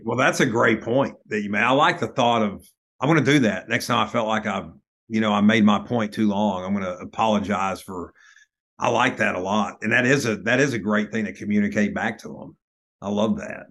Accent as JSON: {"language": "English", "town": "Lubbock", "region": "Texas", "country": "United States", "tie": "born or raised there", "said": "growing up in Lubbock"}